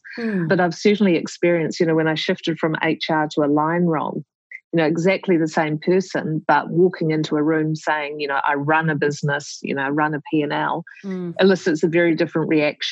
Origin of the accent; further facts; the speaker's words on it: New Zealand; moved away as an adult; also born or lived in Melbourne, Australia; as a New Zealander in Melbourne